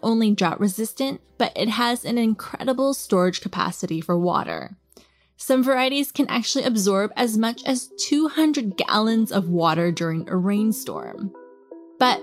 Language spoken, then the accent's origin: English; Southern California, United States; growing up in Southern California